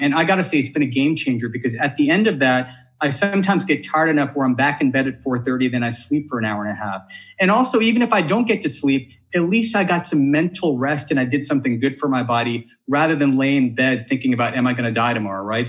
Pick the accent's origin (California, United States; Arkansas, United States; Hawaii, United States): California, United States; Bakersfield; I did most of my growing up in Bakersfield. My mom's there.